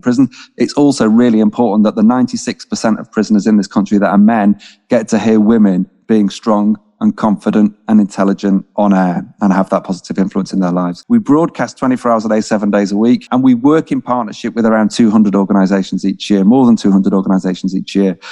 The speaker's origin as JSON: {"language": "English", "town": "Manchester", "region": "North West England", "country": "United Kingdom", "also_born_or_lived": "London", "moved": "yes", "said": "I am from Manchester. My parents are working class folks from Manchester"}